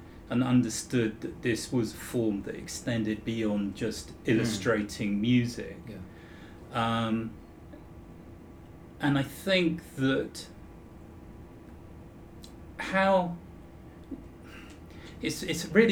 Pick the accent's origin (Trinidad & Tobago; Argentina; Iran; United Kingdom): United Kingdom; Croydon, London; I grew up in Croydon